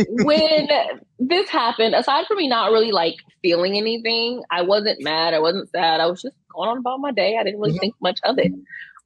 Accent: United States; I'm American.

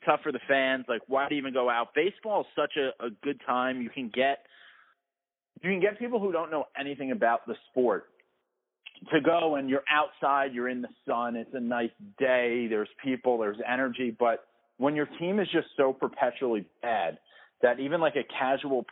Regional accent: New York City, New York, United States; moved away; I grew up in the Bronx

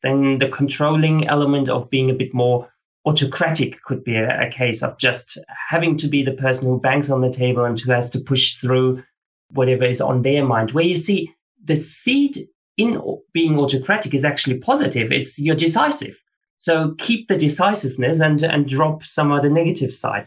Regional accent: Australia; I ran the fastest 24 hour race at the World Championships as an Australian ever

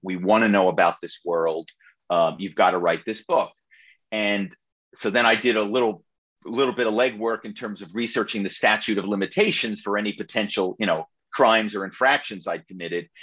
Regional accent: Philadelphia, Pennsylvania, United States; my hometown is Philadelphia

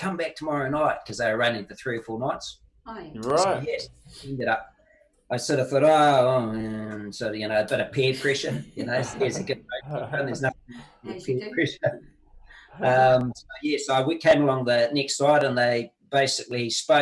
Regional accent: New Zealand; as a Kiwi

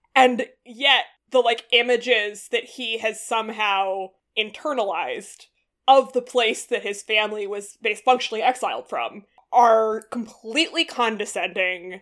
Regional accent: New England, United States; I just grew up in like the waspy suburbs in New England

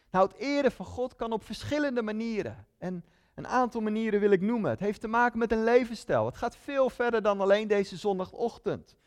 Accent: Netherlands; Ik ben een Nederlander

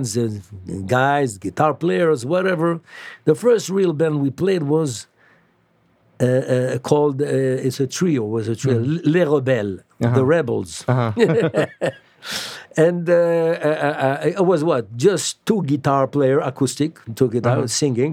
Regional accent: Casablanca, Casablanca-Settat, Morocco; moved away as an adult; also born or lived in Paris, France; I'm from Morocco, and I'm born in Casablanca, Morocco. And I left Morocco when I was 18.

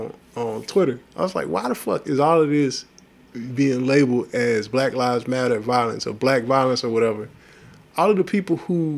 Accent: Texas, United States; they taught it to us in school because we had to take Texas history

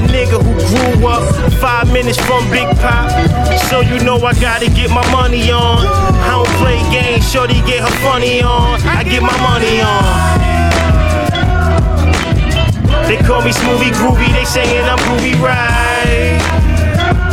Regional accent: New York City, New York, United States; I'm from Brooklyn

